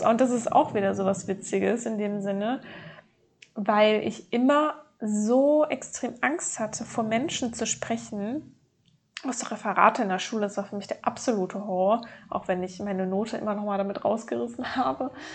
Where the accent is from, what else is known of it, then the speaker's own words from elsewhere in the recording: North Rhine-Westphalia, Germany; aufgewachsen in Nordrhein-Westfalen mit meiner Mutter zusammen.